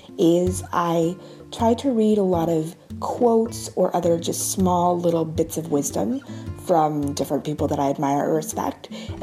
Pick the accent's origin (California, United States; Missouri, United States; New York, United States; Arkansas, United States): New York, United States; I'm from New York